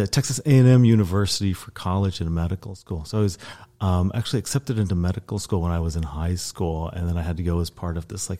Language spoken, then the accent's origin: English; South Holland, Netherlands; also born or lived in Oklahoma, United States; Well, I was born in Oklahoma. I don't like to talk about that usually, but we moved to the Netherlands when I was a child. And so actually I lived outside of The Hague for several years.